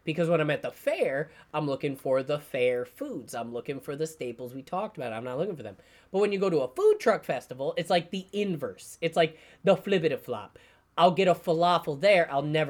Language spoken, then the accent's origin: English; New York, United States; I'm from New York.